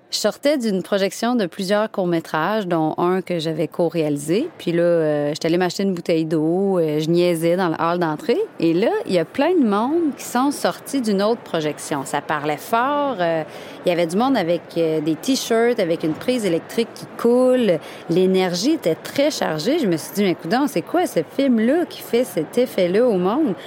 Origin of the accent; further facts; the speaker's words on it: Quebec, Canada; je suis québécoise